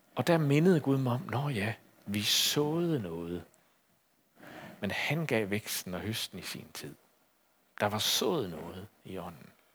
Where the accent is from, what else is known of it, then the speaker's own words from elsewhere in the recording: Aarhus, Central Denmark Region, Denmark; i Aarhus, hvor jeg kommer fra